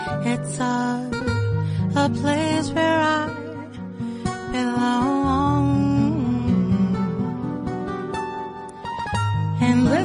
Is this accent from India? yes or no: no; Cape Town, Western Cape, South Africa; first language Xhosa; English is a second language; back home in Cape Town, uh-huh, where I was born and raised.